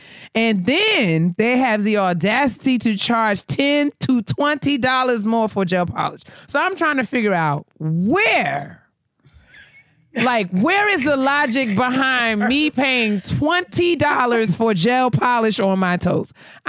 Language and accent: English; New York, United States; now in Maryland, United States; this is one of the things that blew my mind when I moved to Maryland, right? So, you know, I'm a customer from New York.